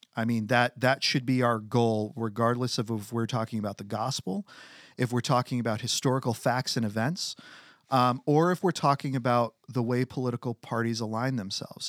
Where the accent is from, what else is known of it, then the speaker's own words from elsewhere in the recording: United States; as American citizens